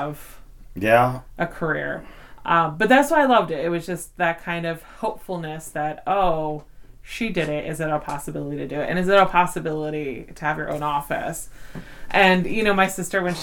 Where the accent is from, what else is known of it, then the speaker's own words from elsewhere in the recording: Philadelphia, Pennsylvania, United States; accent: Philly; I have a Philly accent